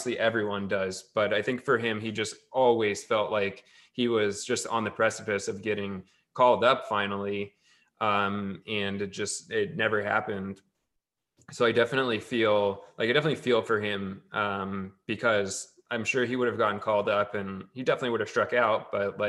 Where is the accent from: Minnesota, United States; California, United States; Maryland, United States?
California, United States; Tracy; where I grew up in Tracy, in the Central Valley.